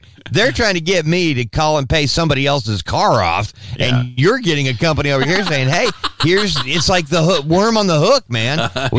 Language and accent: English; Southern California, United States; also born or lived in Albuquerque, New Mexico; I grew up in Southern California.